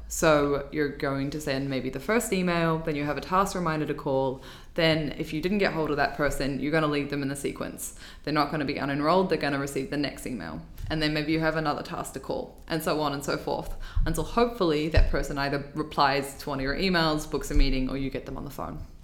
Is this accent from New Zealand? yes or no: yes; New Zealand; moved away as an adult; now in Dublin, Ireland; I'm from New Zealand originally, and I moved to Dublin